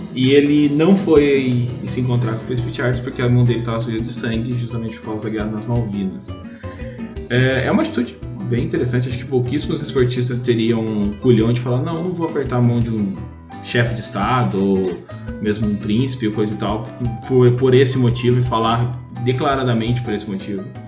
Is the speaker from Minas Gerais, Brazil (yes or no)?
no; Taubaté, São Paulo, Brazil; eu sou de Taubaté